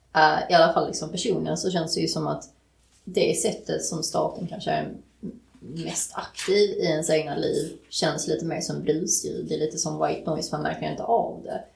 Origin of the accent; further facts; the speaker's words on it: Sweden; född och uppväxt i Sverige